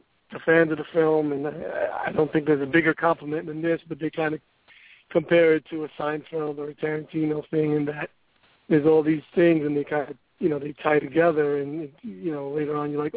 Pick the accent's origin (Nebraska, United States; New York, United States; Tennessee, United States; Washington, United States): New York, United States; New York City; I'm from Brooklyn